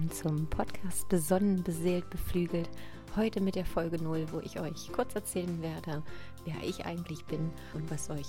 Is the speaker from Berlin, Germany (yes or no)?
yes; Berlin, Germany; accent: Berliner Schnauze; now in Leipzig, Germany; ich bin 37 Jahre alt und komme aus dem wunderschönen Leipzig. Ich bin aufgewachsen im Speckmantel Berlin. Also wenn hier so ein bisschen Berliner Schnauze durchkommt, dann liegt das daran, dass da meine Wurzeln sind.